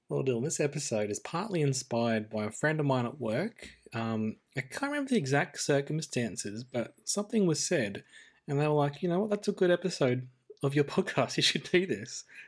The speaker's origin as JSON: {"language": "English", "country": "Australia"}